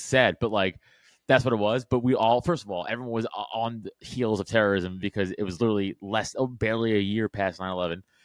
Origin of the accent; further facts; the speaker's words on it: New York City, New York, United States; I'm from Staten Island, which is important to the story because I was in high school during 9/11